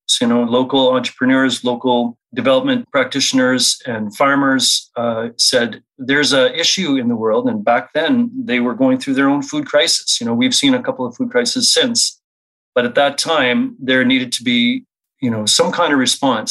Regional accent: Saskatchewan, Canada; now in Winnipeg, Canada; I grew up mostly in Saskatchewan, Treaty 4 territory. I'm now in Treaty 1 alongside with you.

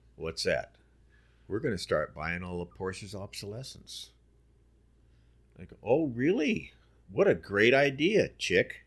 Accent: Burbank, California, United States; growing up in Burbank, North Hollywood

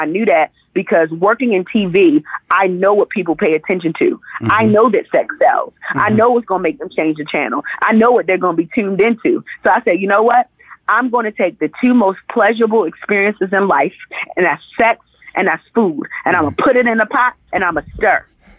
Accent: Jamaica; I'm not a chef. I just like to cook. It's a passion project. I'm Jamaican. I like food.

